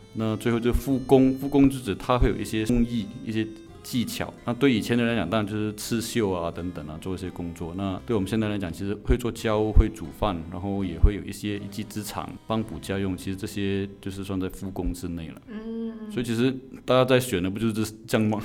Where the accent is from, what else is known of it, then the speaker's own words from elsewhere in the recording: Malaysia; 在马来西亚，我们这边华人的观念都是先成家再立业了